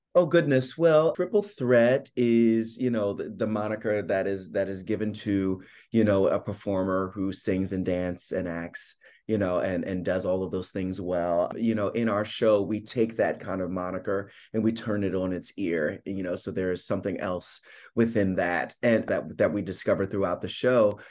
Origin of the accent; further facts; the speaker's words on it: Philadelphia, Pennsylvania, United States; I'm from Philadelphia, I grew up in South Philly